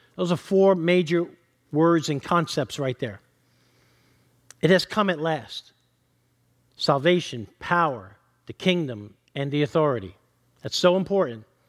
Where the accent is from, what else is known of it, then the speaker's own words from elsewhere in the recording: New York, United States; I'm from New York.